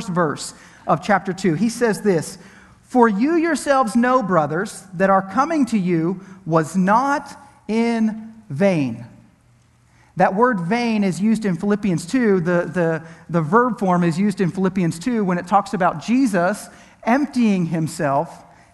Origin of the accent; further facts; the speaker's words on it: Pennsylvania, United States; now in Tampa Bay area, United States; I'm originally from Pennsylvania